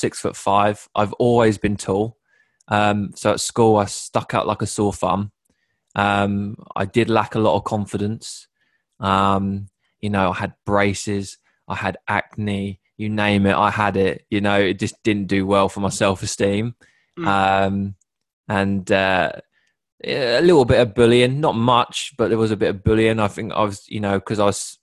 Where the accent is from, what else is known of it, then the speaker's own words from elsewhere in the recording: Sudbury, East of England, United Kingdom; also born or lived in Bury St Edmunds / Hertfordshire; I grew up in a place called Sudbury, which is a small town in Suffolk